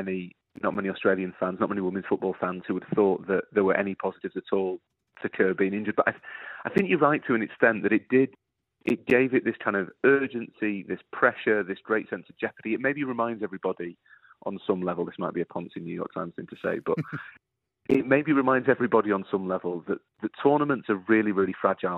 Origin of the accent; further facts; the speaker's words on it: Yorkshire and the Humber, United Kingdom; an Englishman, Dan, and a Yorkshireman